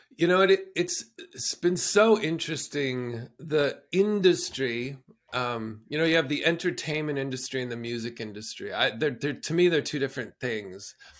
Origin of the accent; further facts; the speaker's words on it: southern Alberta, Canada; moved away; I grew up in southern Alberta in traditional Blackfoot territory